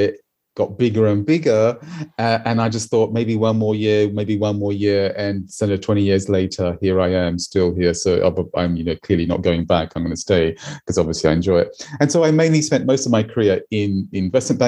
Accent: Australia; moved away as an adult; now in London, United Kingdom; I'm Australian. I've been here 20 years

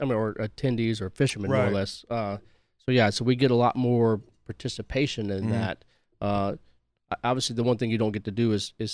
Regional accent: Pascagoula, Mississippi, United States; moved away as an adult; I spent 25 years in the military. I was born and raised in Pascagoula, spent 25 years in the military and came back. And I work at Ingalls

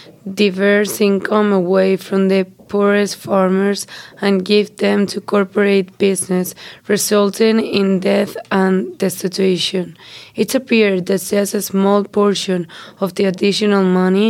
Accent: Spain; I'm from Spain and my major is finance

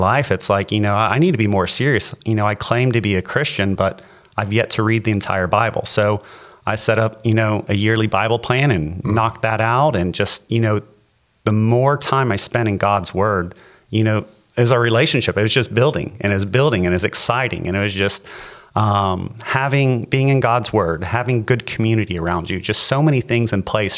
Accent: LaBelle, Florida, United States; I grew up in LaBelle.

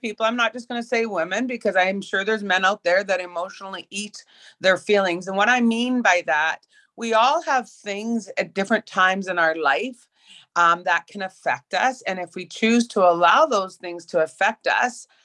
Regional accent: Prince Albert, Saskatchewan, Canada; Growing up in Prince Albert, Saskatchewan, where I was a very high level competitive swimmer

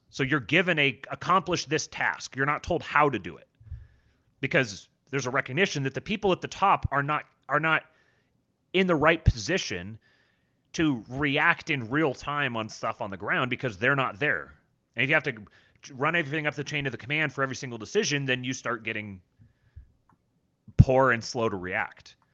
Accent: Seattle, Washington, United States; also born or lived in Los Angeles; and I'm from Seattle and L.A. and those are the the the fan groups that I'm around.

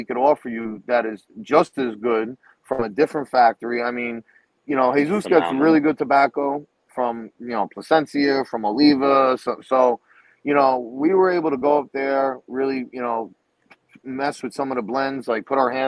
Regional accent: New York, United States; we're from New York, all right? That's our home

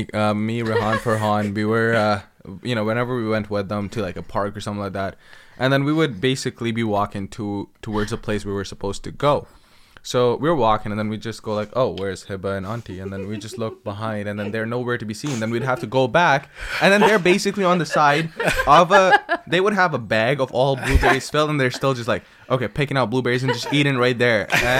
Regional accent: Pakistan; growing up in Pakistan, I actually went to a school for 3 years to actually memorize Quran

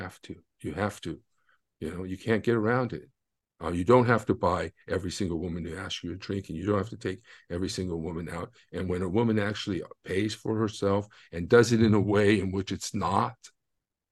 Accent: United States; I'm American

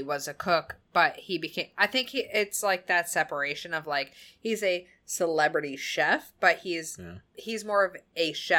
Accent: New England, United States; accent: New England; That's my New England accent.

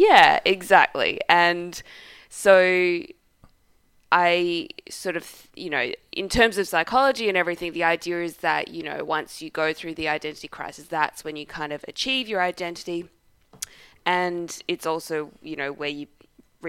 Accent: Australia; I am just an Australian

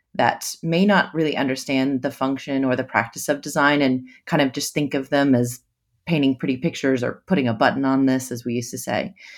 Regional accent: United States; also born or lived in New York City; now in Sydney, Australia; I'm originally from the States

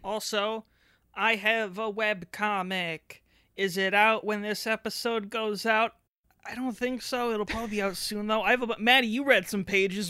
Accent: Canada; I'm just Canadian.

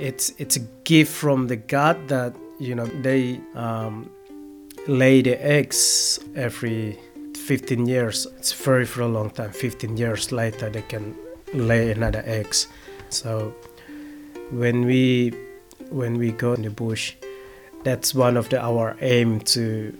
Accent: West Papua, Indonesia; now in Australia; I came from West Papua. I came as a refugee, so life in West Papua, it's a very beautiful.

